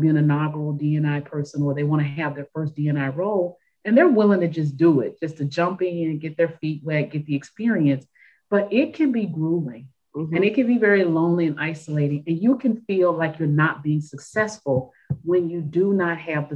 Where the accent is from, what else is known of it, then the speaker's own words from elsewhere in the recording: Memphis, Tennessee, United States; moved away as an adult; I grew up in Memphis, Tennessee, in a place where I really didn't know a lot about my own history